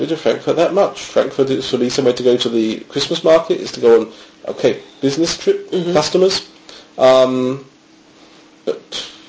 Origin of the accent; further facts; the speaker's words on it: United Kingdom; moved away as an adult; now in Germany; if you're coming from the UK, obviously me living so close to the coast